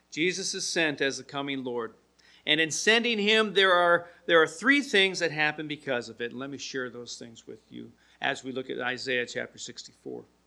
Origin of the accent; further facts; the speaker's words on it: Milwaukee, Wisconsin, United States; also born or lived in Portland; I remember as a young kid when we moved here to Milwaukee from Portland, my stepfather and my mom found a house in an uh, area near Linwood Elementary School. Lived in the neighborhood there and got there when I was third in, starting third grade.